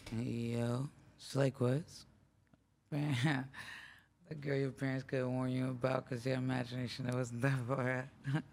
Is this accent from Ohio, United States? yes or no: no; Los Angeles, California, United States; also born or lived in Minneapolis, Minnesota / New York; I grew up in Venice.